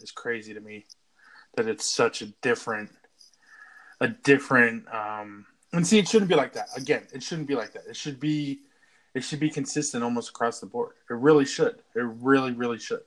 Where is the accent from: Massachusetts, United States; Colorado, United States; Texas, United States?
Colorado, United States; Boulder; also born or lived in Las Cruces, New Mexico; I was mostly raised here in Boulder, Colorado